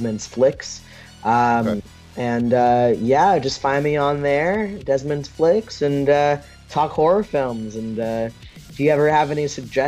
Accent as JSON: {"language": "English", "area": "near San Francisco", "region": "California", "country": "United States", "tie": "born or raised there", "said": "grew up in California, growing up near San Francisco"}